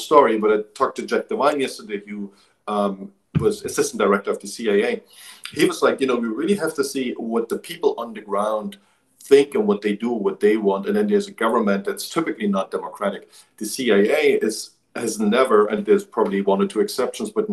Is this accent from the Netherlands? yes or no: no; eastern Germany, Germany; I grew up in Eastern Germany